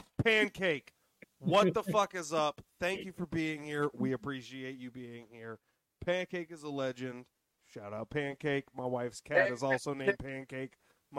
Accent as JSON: {"language": "English", "town": "New Orleans", "region": "Louisiana", "country": "United States", "tie": "born or raised there", "moved": "yes", "lives_now": "Georgia, United States", "said": "I am Cajun French. I grew up in New Orleans, but most of my people came through Nova Scotia and Canada."}